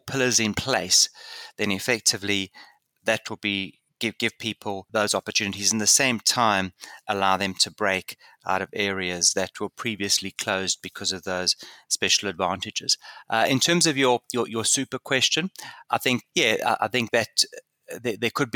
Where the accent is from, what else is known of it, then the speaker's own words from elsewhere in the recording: South Africa; growing up in South Africa